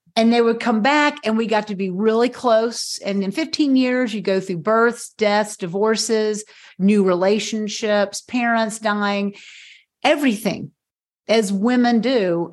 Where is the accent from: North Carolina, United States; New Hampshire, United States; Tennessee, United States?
Tennessee, United States; Knoxville; moved away as an adult; also born or lived in South Carolina; I moved back to my hometown of Knoxville, Tennessee